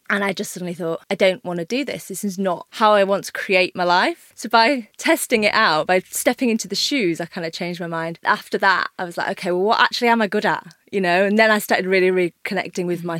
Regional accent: Yorkshire and the Humber, United Kingdom; I'm from Yorkshire. My dad had a pub.

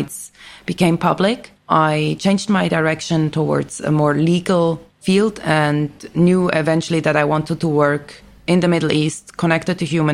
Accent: Switzerland; moved away as an adult; also born or lived in United Kingdom; now in Beirut, Lebanon; I grew up in Switzerland, got my education in Switzerland and the UK

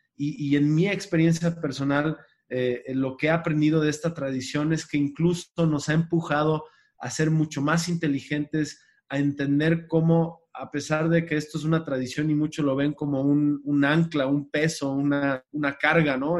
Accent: Mexico; nos subestimamos como mexicanos

